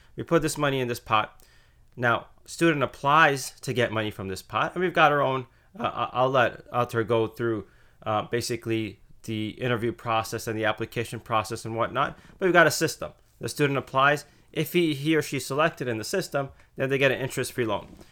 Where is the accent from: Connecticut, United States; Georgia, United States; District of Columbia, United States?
Connecticut, United States; moved away as an adult; also born or lived in Indiana; I grew up in Connecticut, um, small town